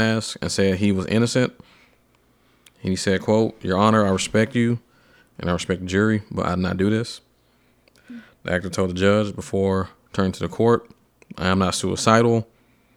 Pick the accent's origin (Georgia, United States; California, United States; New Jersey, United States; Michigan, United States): Georgia, United States; Atlanta; now in Nashville, United States; I'm from Atlanta